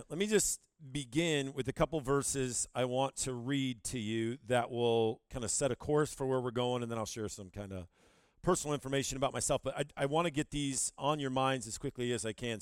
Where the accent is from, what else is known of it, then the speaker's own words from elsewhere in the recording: Owosso, Michigan, United States; moved away as an adult; now in Rapid City, United States; I'm from Michigan. I grew up in Owasso, Michigan, right in the middle of the state